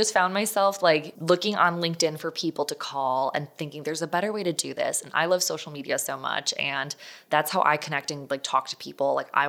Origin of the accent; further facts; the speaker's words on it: Illinois, United States; So I am originally from the Chicago suburbs, made my way out to ASU. That's where, you know, I've since kind of settled down afterwards. But after college, I moved back to Chicago